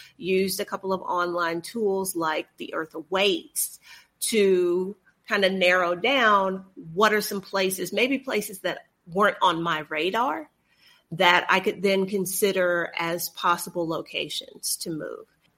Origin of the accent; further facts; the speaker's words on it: Texas, United States; moved away as an adult; also born or lived in Honduras / Kuwait / China; now in Mexico City, Mexico; I'm sure they can tell from my accent. I am originally from Texas, where I lived for 40 or so years